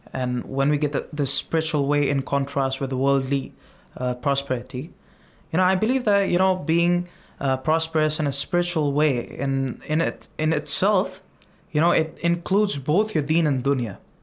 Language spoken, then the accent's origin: English; India; from India